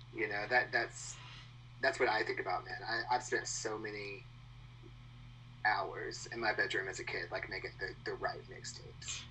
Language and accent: English; Texas, United States; moved away as an adult; now in Austin, United States; I grew up in like the swamp of Texas. Okay. So if you like look at the Texas Louisiana border and go as south as possible, that's where I'm from.